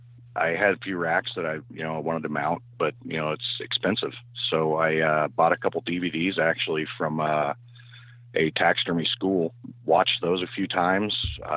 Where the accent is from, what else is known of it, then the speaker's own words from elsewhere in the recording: Illinois, United States; I'm from West Central Illinois.